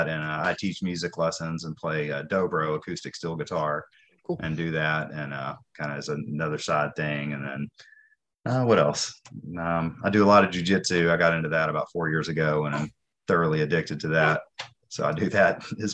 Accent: Nashville, Tennessee, United States; moved away as an adult; I grew up in Nashville in the city suburb

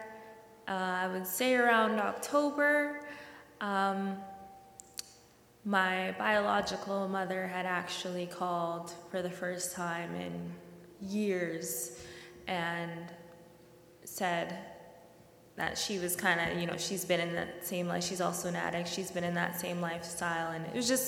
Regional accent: Winnipeg, Manitoba, Canada; I was born and raised in Winnipeg

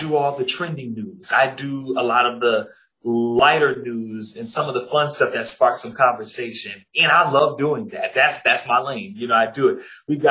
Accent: Jacksonville, Florida, United States; moved away as an adult; I was at the NBC and ABC station in Jacksonville, Florida. It happened to be my hometown. That also happened to be the station that I grew up watching

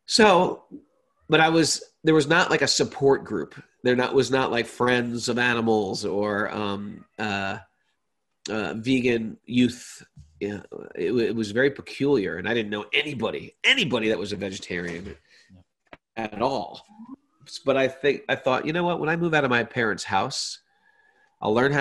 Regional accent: Connecticut, United States; moved away as an adult; also born or lived in India; I had a very big high school. I grew up in Connecticut

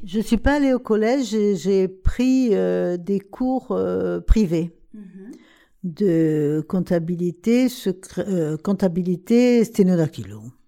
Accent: Porquerolles, Provence-Alpes-Côte d'Azur, France; Quand on est parti de Porquerolles

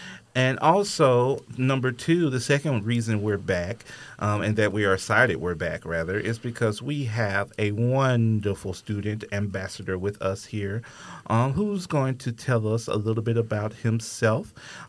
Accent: Alabama, United States; I'm from Alabama

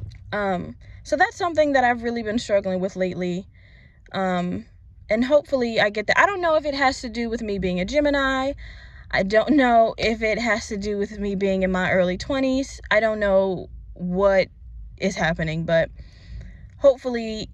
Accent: Virginia, United States; moved away as an adult; now in Florida, United States; I'm originally from Virginia, and I recently moved to Florida for job purposes.

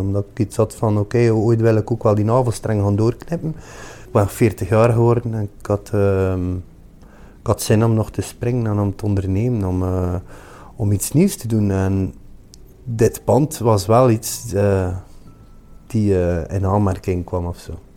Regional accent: Ostend, Flanders, Belgium; Ik ben van Oostende

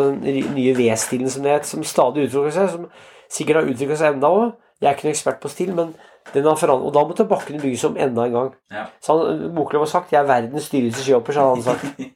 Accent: Ringsaker, Innlandet, Norway; i Ringsaker kommune, der jeg vokste opp

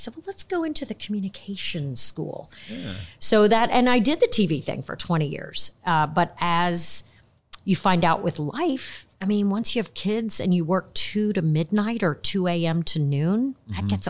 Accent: Kenya; born there; also born or lived in Tanzania; I was born in Kenya then lived in Tanzania.

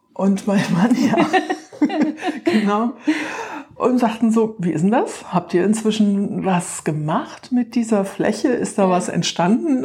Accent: Irrel, Rhineland-Palatinate, Germany; moved away as an adult; Ich stamme aus Irre, also hier aus der Südeifel, war zwar eine ganze Zeit fern von der Eifel, aber bin wieder

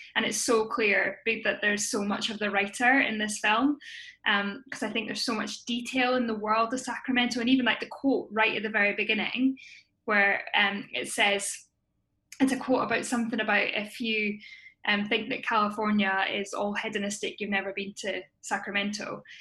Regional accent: Scotland, United Kingdom; I am a Scottish actor, writer, and producer

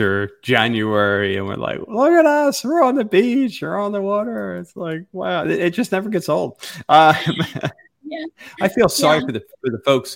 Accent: Pennsylvania, United States; now in Florida, United States; We're from Pennsylvania

